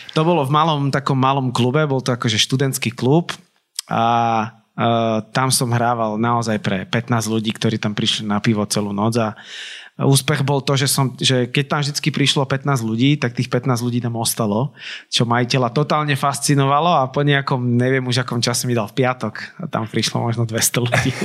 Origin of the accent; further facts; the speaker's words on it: Nitra, Nitra Region, Slovakia; som z Nitry, tak ja som si nevedel rakúske rádia až tak naladiť